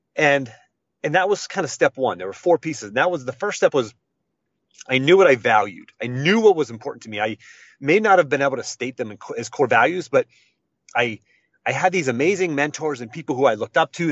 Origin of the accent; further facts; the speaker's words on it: Western Pennsylvania, United States; I grew up in Western Pennsylvania, just a, a, a country boy, blue collar family